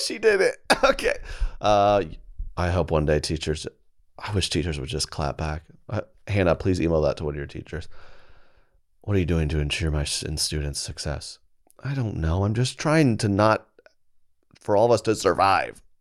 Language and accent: English; Oklahoma, United States; Where I'm from Oklahoma